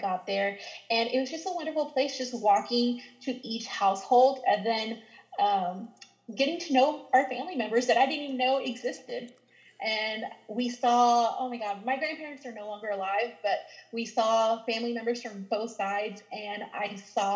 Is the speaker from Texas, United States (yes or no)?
yes; Mineola, Texas, United States; first language Spanish; English is a second language; moved away as an adult; now in San Antonio, United States; I'm actually from Northeast Texas in a small town called Mineola, Texas